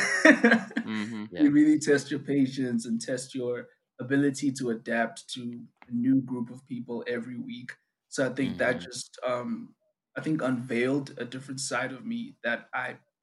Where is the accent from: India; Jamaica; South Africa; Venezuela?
South Africa; first language Zulu; English is a second language; I'm from South Africa.